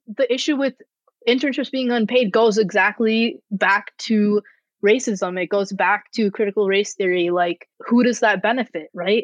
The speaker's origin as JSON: {"language": "English", "town": "Rochester", "country": "United States", "tie": "born or raised there", "said": "my hometown in, in Rochester"}